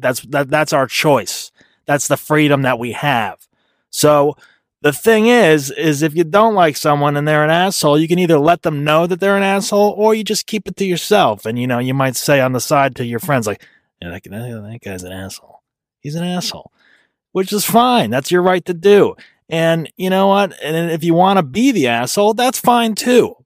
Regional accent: New Jersey, United States; moved away; I'm originally from New Jersey

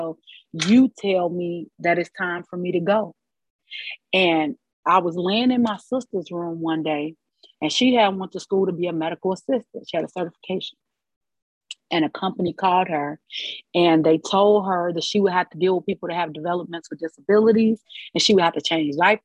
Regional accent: Chicago, Illinois, United States; I'm from the north side of Chicago. I was raised by both my mother and my father in separate homes

